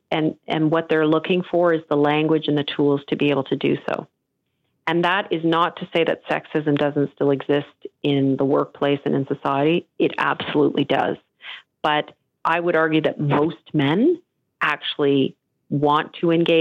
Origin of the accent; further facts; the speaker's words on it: Canada; also born or lived in Europe / Netherlands; I am an immigrant to Canada, and I am the most fortunate person to have come, to have had my parents bring us here